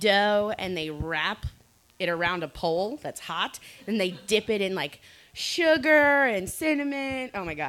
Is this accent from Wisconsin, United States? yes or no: no; Colorado, United States; I'm from Colorado.